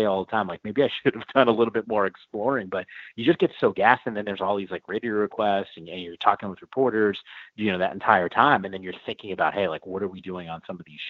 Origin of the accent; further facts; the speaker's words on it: Northeast, United States; moved away; I grew up in the Northeast